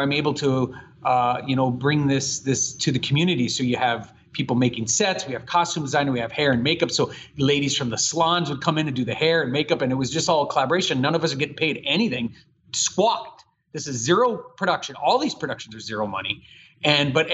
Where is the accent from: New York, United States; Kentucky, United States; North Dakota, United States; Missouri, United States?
North Dakota, United States; Bismarck; moved away as an adult; also born or lived in California; this is my hometown. So I'm born and raised here, mm-hmm. 1969, January 24th at Bismarck Hospital